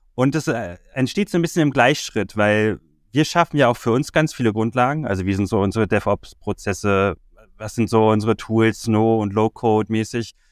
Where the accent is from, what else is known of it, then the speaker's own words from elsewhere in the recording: Berlin, Germany; Bin ursprünglich aus Berlin, habe in Berlin schon immer gelebt, bis auf ein paar Auslandserfahrungen war ich auch nie weg